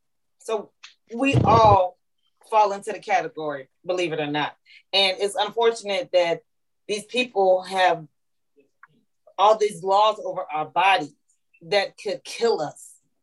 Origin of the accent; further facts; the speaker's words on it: San Antonio, Texas, United States; now in Georgia, United States; And girl, I'm from San Antonio, Texas.